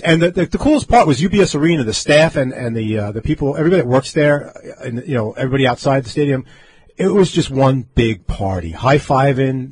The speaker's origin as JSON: {"language": "English", "town": "Levittown", "region": "New York", "country": "United States", "tie": "born or raised there", "said": "I grew up in, in Levittown, Long Island"}